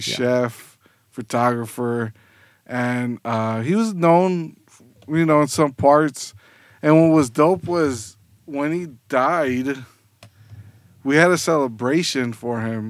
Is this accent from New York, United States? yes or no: no; South Gate, California, United States; moved away as an adult; also born or lived in San Fernando Valley; now in Long Beach, United States; I actually was born and raised in Southgate.